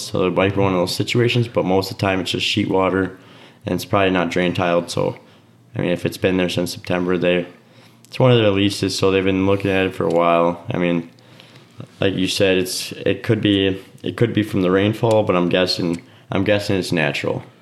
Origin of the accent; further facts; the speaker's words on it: Oconomowoc, Wisconsin, United States; my hometown Oconomowoc.